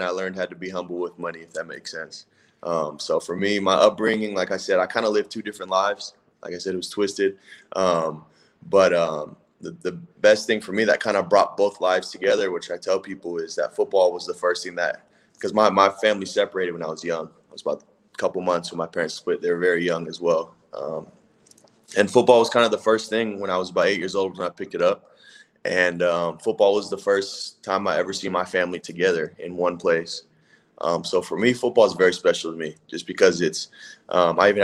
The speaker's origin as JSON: {"language": "English", "town": "Palo Alto", "region": "California", "country": "United States", "tie": "born or raised there", "moved": "as an adult", "said": "I grew up in Palo Alto, California, where Stanford University is"}